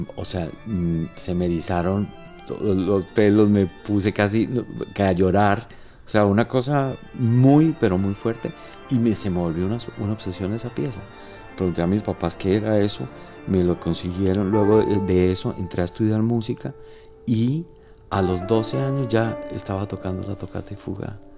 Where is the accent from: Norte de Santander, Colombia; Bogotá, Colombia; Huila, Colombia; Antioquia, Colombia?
Norte de Santander, Colombia; Cúcuta; yo como nací en Cúcuta, nosotros crecimos con los melódicos